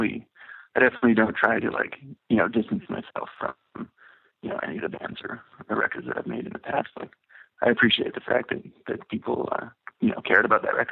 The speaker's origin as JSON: {"language": "English", "town": "Vancouver", "region": "British Columbia", "country": "Canada", "tie": "born or raised there", "said": "Yeah, that is definitely the case from growing up in Vancouver, because it was always like a really small scene."}